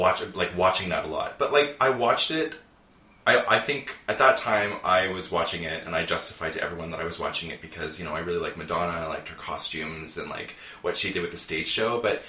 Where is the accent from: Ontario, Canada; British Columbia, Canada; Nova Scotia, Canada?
Ontario, Canada; Cobourg; Well, growing up in Cobourg was great